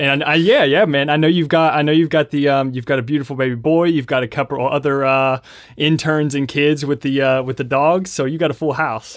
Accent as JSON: {"language": "English", "town": "Lexington", "region": "Kentucky", "country": "United States", "said": "So I'm from Lexington, Kentucky"}